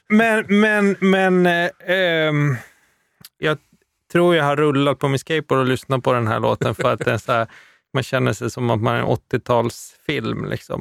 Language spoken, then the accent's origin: Swedish; Luleå, Norrbotten County, Sweden; jag är ju från Luleå